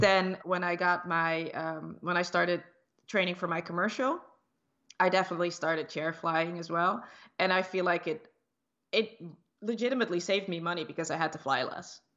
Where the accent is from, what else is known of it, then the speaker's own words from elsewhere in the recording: Netherlands; moved away; I grew up in the Netherlands, in Europe, but my, uh, parents are from the Dutch Antilles.